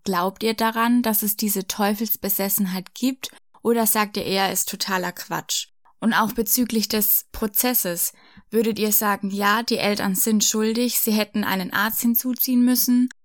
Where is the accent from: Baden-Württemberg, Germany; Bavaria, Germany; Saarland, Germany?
Bavaria, Germany; Franconia; bei uns in Franken an der Universität in Würzburg